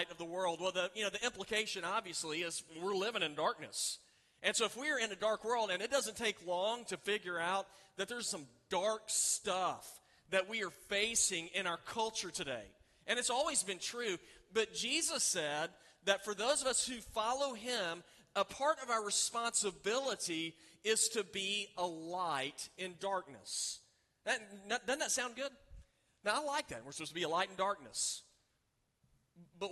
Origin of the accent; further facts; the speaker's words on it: Oklahoma City, Oklahoma, United States; I grew up in Oklahoma City, you can see the city for miles